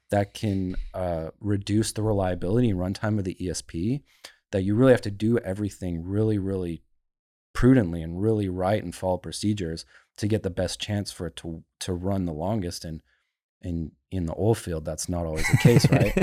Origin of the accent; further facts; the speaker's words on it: Calgary, Alberta, Canada; moved away; I grew up in Calgary.